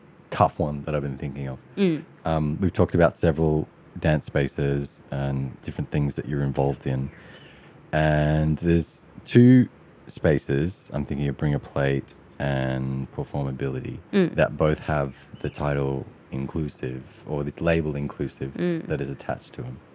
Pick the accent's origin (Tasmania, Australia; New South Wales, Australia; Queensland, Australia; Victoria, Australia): New South Wales, Australia; Sydney; when we were growing up in Western Sydney